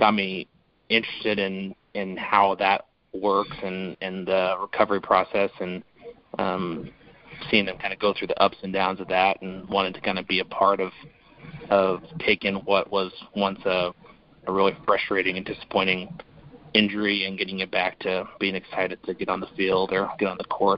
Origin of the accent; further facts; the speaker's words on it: Boise, Idaho, United States; moved away as an adult; also born or lived in Arizona / Pocatello, Idaho / Kansas City; now in Joint Base Lewis-McChord, Washington, United States; So I'm from Idaho, born and raised in Boise, Idaho to be exact.